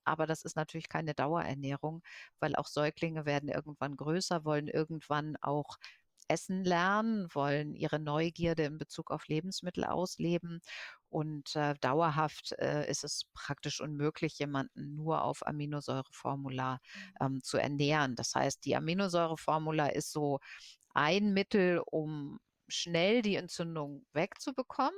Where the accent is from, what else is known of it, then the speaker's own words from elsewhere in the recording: Germany; bei uns in Deutschland